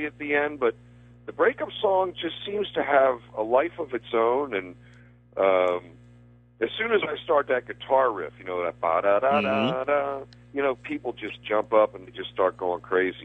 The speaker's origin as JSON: {"language": "English", "town": "Baltimore", "region": "Maryland", "country": "United States", "tie": "born or raised there", "said": "I grew up in Baltimore"}